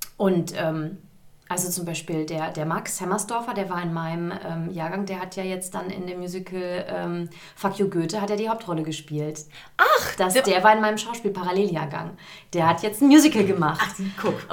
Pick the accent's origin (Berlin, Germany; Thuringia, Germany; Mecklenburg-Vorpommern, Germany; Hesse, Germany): Hesse, Germany; Giessen; first language German; moved away as an adult; also born or lived in London; ich komme aus Gießen, mhm. mitten in Hessen, in der Nähe von Frankfurt